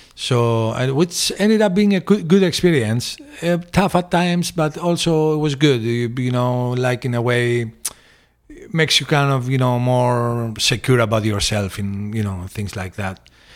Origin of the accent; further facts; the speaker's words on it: Corfu, Ionian Islands, Greece; moved away as an adult; also born or lived in Piraeus, Athens, Greece / Phoenix; we moved to the island when I was probably eight or nine years old